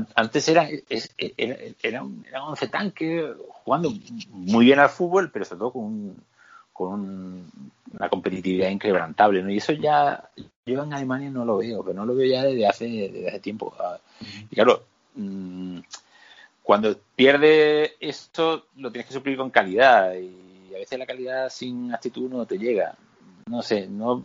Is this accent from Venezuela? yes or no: no; Spain; somos españoles